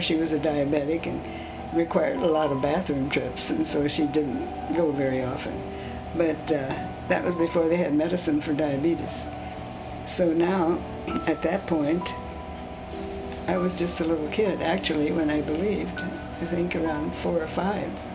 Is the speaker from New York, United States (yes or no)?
no; Pandora, Ohio, United States; first language Swiss German; English is a second language; about two miles outside of a small town called Pandora, Ohio. So it was a rural area, and uh, the community I was born in was German Swiss